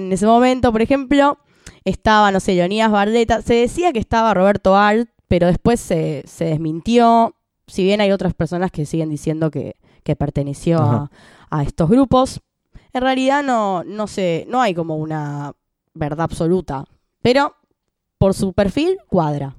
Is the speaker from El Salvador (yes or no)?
no; Buenos Aires, Argentina; yo viví ahí hasta los 6 y después me fui a Chaca